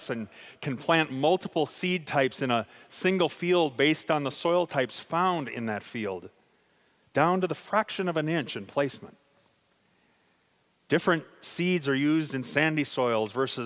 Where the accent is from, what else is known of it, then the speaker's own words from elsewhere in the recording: Sioux Falls, South Dakota, United States; also born or lived in Louisville, Kentucky; I grew up a city kid. While I was born in Sioux Falls, a portion of my childhood was spent living in Louisville, Kentucky.